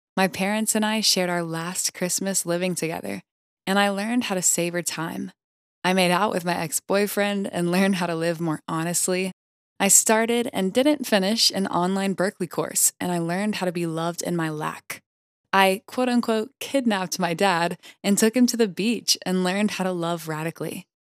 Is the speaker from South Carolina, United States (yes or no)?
yes; Greenville, South Carolina, United States; born or raised there